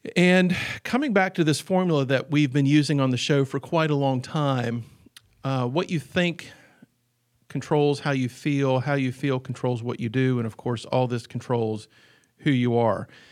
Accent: Southwest Virginia, United States; I'm from Southwest Virginia

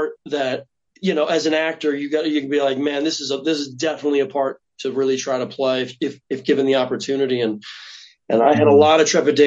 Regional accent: Indiana, United States; moved away as an adult; now in New York, United States; I'm from Indiana.

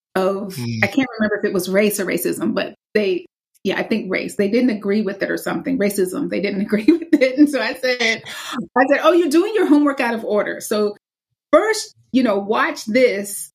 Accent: the South, United States; I'm from the South

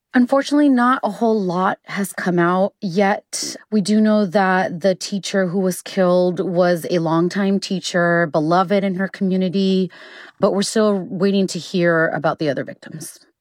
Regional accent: El Paso, Texas, United States; my hometown of El Paso

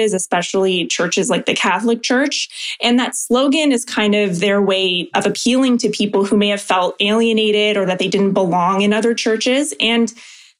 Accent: Oakville, Ontario, Canada; I'm from Oakville originally.

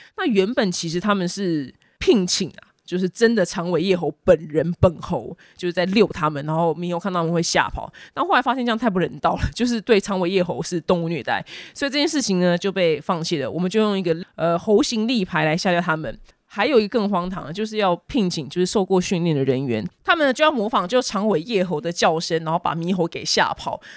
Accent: Taiwan; 我们台湾人

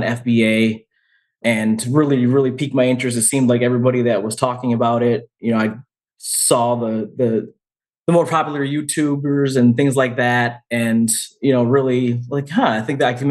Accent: Rochester, New York, United States; also born or lived in Finger Lakes area, New York; now in Canandaigua, United States; Born and raised in Western New York, specifically Rochester, New York.

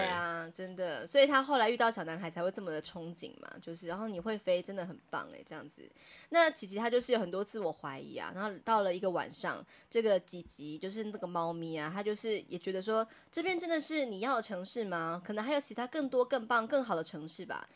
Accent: Taiwan; 我们台湾人

